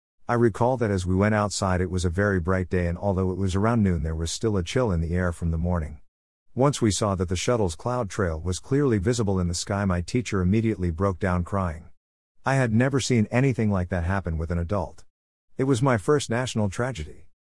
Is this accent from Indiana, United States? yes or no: no; Tampa, Florida, United States; the impact that a national tragedy can have on a tight-knit, small, local community, like the one I grew up in Tampa, Florid